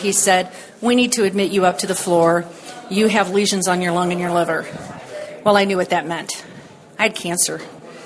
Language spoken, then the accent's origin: English; St. Ann, Missouri, United States; Where I grew up in St. Anne was where Coldwater Creek can end